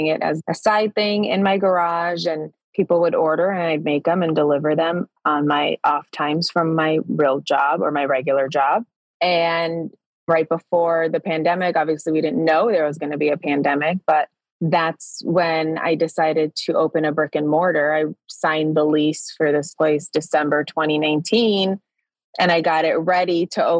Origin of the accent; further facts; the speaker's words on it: Chicago, Illinois, United States; now in Arizona, United States; I'm originally from Chicago